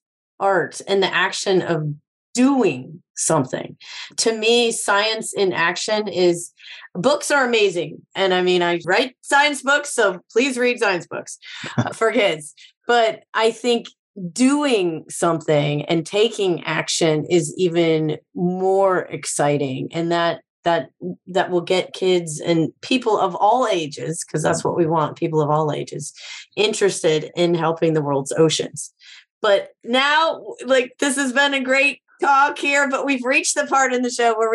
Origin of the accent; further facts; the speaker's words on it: Illinois, United States; now in Florida, United States; I grew up in Illinois.